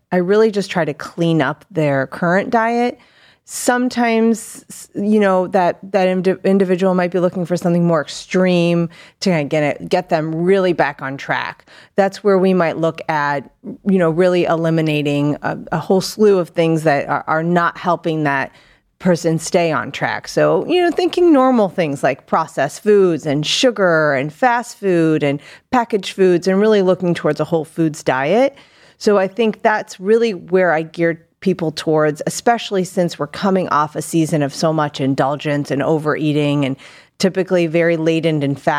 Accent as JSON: {"language": "English", "town": "Akron", "region": "Ohio", "country": "United States", "tie": "born or raised there", "also_born_or_lived": "North Macedonia", "said": "Yeah, so I am from originally born out of the country in northern Macedonia. Spent most of my life in Summit County in Akron, Ohio."}